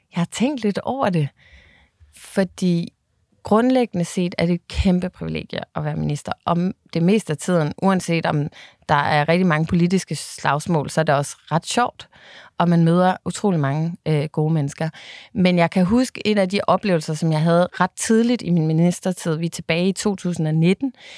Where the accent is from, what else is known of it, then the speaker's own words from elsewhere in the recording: Bornholm, Capital Region of Denmark, Denmark; jeg øh, jo er Bornholmer af hele mit hjerte, og derfor så har jeg selvfølgelig også været så meget hjemme på Bornholm